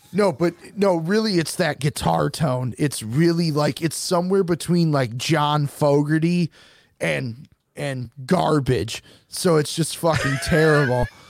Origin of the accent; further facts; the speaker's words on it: Detroit, Michigan, United States; I'm from Detroit